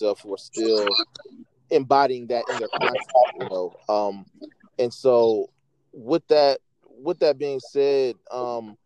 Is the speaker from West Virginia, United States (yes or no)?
no; Atlanta, Georgia, United States; I'm from Atlanta